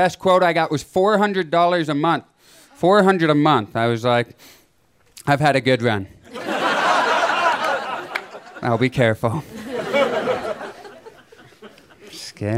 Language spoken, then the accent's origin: English; Canada; moved away as an adult; now in Los Angeles, United States; I live in LA, but I moved two and a half years ago from Canada